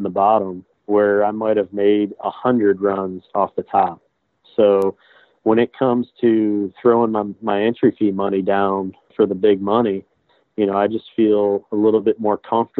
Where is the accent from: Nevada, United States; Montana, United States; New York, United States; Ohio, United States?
Ohio, United States; Avon Lake; also born or lived in Wellington, Ohio / Toledo, Ohio; I grew up in Avon Lake, Ohio, which is literally on the lakefront of Lake Erie, probably about 30 minutes west of Cleveland, Ohio.